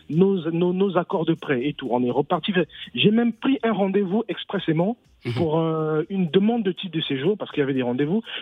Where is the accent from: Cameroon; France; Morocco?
France; moi, je suis français